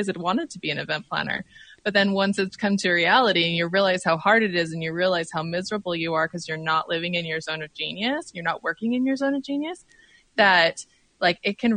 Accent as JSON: {"language": "English", "region": "Utah", "country": "United States", "tie": "born or raised there", "moved": "as an adult", "lives_now": "Oregon, United States", "said": "I grew up in Utah, but I live in Oregon."}